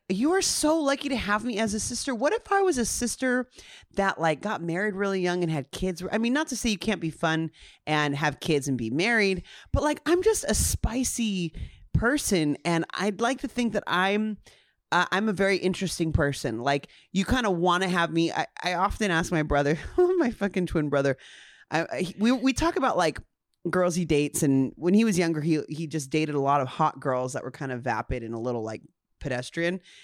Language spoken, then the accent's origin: English; Ontario, California, United States; growing up in Ontario, California.